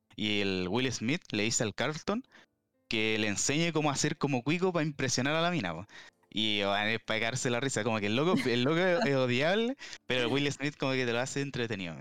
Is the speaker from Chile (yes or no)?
yes; Chile; aquí en, en Chile